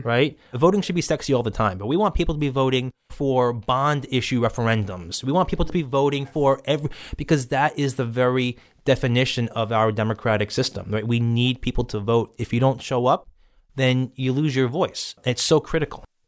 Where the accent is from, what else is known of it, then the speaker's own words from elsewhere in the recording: New York City, New York, United States; I grew up in Bay Ridge, spent my whole life living here